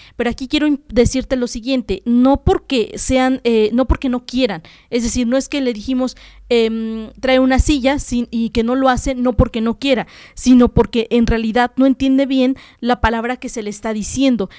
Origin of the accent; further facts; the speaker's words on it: Puebla, Mexico; los fonemas que nosotros como mexicanos y en este caso como poblanos tenemos